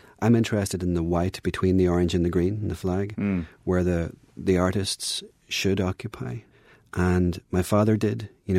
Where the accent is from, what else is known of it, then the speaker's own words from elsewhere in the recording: Northern Ireland, United Kingdom; I'm here to kind of give impressions of growing up in Northern Ireland for people, and to try and make it as clear to them as possible.